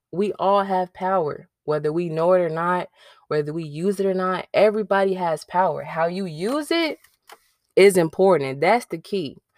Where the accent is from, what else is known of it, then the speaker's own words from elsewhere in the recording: Chicago, Illinois, United States; now in North Carolina, United States; I'm from Chicago